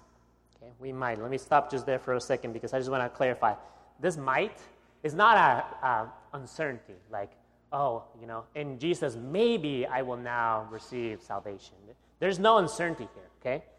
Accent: Guatemala; now in United States; my accent, you know that I was not born here in the United States, okay? I was born in Guatemala, right below Mexico

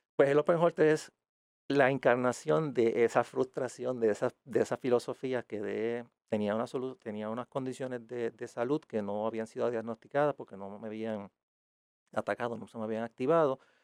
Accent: Aguada, Puerto Rico; yo soy de Aguada originalmente

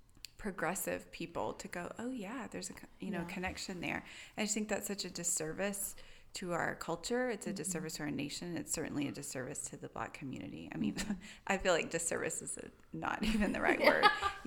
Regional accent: Tyler, Texas, United States; Tyler in East Texas.

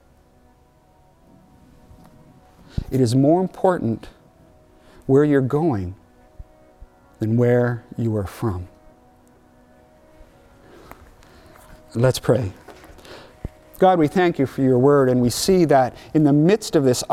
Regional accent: Mission, British Columbia, Canada; moved away as an adult; also born or lived in Rhineland, Saskatchewan; we're from Mission. It's right close to Vancouver

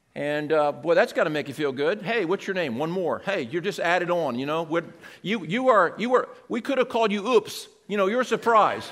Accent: Seaford, Delaware, United States; I'm from Seaford, and that middle school is a school that I went

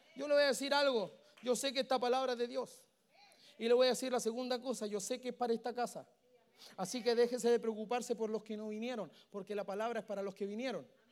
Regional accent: Santiago, Santiago Metropolitan Region, Chile; Yo vengo desde Chile

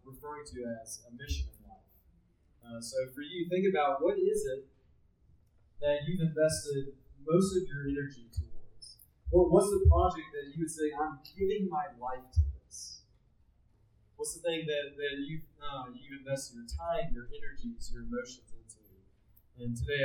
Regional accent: Tennessee, United States; I was raised in Tennessee

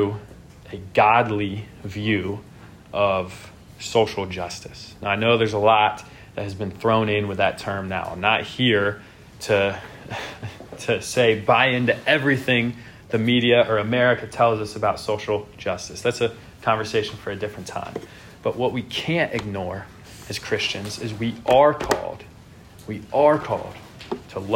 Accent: United States; In our country, we live in a nation

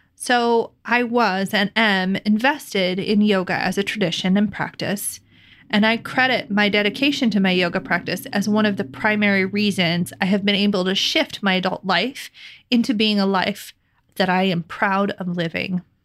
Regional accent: Midwest, United States; living and growing up in the Midwest

